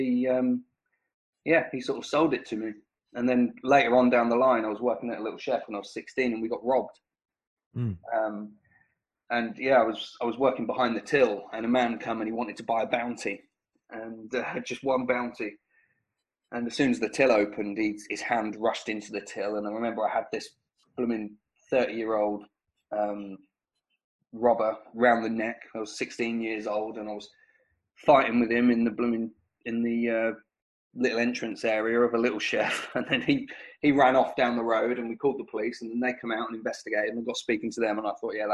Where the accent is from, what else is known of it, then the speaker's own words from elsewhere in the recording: St Neots, East of England, United Kingdom; I grew up in a small town called St. Neots in Cambridgeshire.